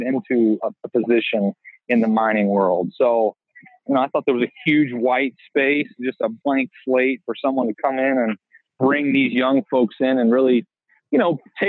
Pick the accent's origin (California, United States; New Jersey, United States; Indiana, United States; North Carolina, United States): Indiana, United States; Bloomington; born and raised in Bloomington, Indiana